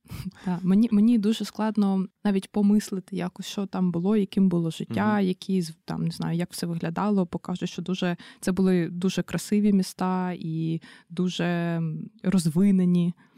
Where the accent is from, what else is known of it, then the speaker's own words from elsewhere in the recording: Brovary, Kyiv Oblast, Ukraine; я з міста Бровари